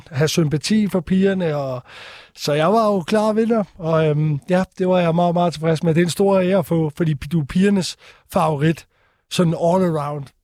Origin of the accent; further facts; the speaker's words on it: Stige, Southern Denmark, Denmark; Jeg kommer fra Odense af, eller Stige, som er en forstad til Odense.